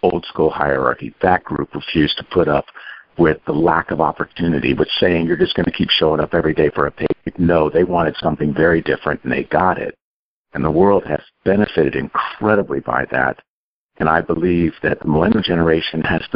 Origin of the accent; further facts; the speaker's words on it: California, United States; I'm from California. I'm near Silicon Valley